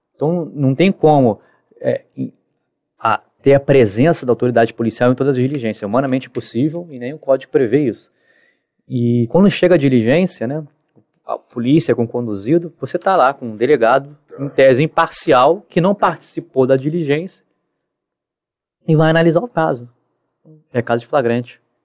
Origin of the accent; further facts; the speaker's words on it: Rio de Janeiro, Brazil; Sou carioca